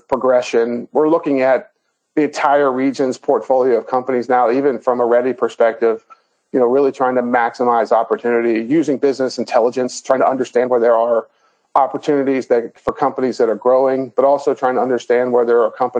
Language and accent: English; Northern Kentucky, United States; born and raised in Northern Kentucky, went to Northern Kentucky University